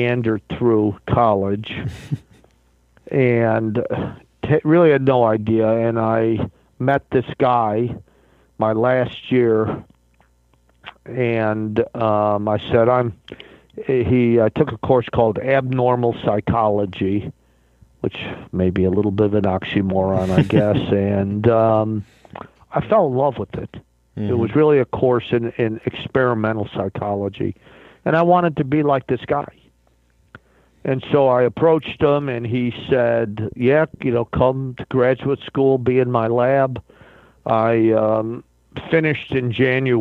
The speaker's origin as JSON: {"language": "English", "town": "Rochester", "region": "New York", "country": "United States", "tie": "born or raised there", "also_born_or_lived": "Virginia / Baltimore", "moved": "as an adult", "said": "I grew up in Rochester, New York, a very Italian traditional family"}